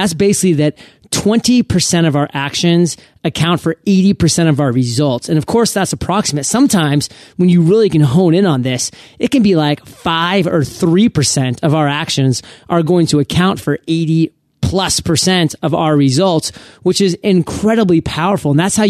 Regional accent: Canada; I'm a Canuck too.

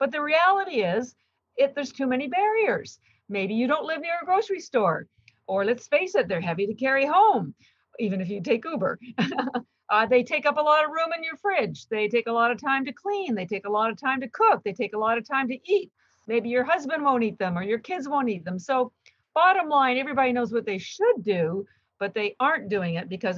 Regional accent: Canada; moved away as an adult; now in Boston, United States; I'm actually Canadian, although I've lived in Boston, Massachusetts for 33 years

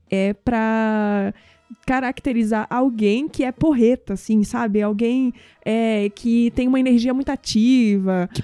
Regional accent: Northeast Region, Brazil; eu sou nordestina, então eu vejo muito isso no Nordeste

